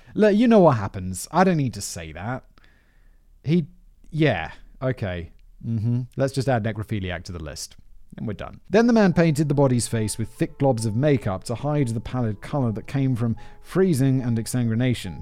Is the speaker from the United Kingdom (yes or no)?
yes; United Kingdom; as a British person